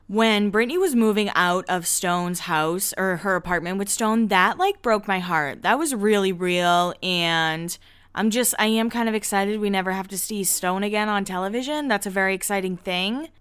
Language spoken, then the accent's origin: English; Massachusetts, United States; I grew up in Massachusetts